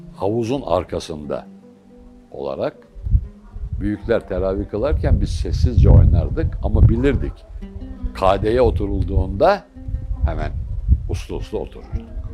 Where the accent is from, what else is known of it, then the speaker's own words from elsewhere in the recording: Bursa, Turkey; also born or lived in Bingöl / Mardin / Midyat / Orhaneli; O mahallede doğdum